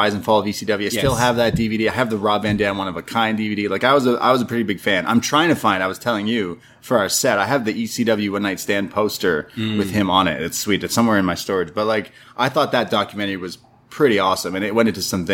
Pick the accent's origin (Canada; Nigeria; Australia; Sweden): Canada; as a Canadian